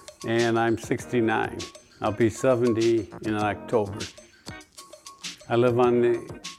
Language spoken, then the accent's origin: English; East Side, Michigan, United States; also born or lived in Richland, Michigan; I live in Richland, Michigan. I grew up on the East Side. In 1949 I was born, so I lived on the East Side until 1967. When I graduated from Central High School.